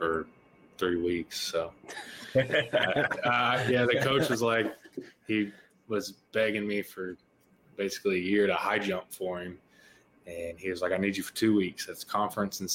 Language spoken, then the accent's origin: English; Arkansas, United States; moved away as an adult; now in Austin, United States; I'm born and raised basically in Arkansas